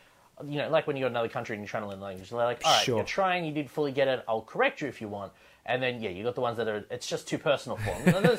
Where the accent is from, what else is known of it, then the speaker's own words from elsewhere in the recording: Penrith, New South Wales, Australia; I found one group of guys that was from Penrith, which is where I'm from.